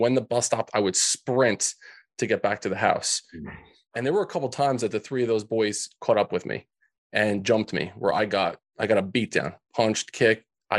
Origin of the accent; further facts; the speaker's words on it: New Jersey, United States; So these kids, Frankie, Louie, and Vinny, growing up in Central Jersey.